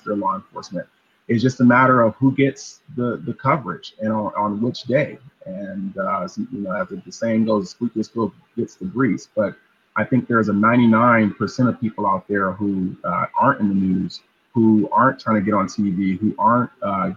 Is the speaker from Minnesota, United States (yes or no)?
no; Los Angeles, California, United States; I grew up in South Los Angeles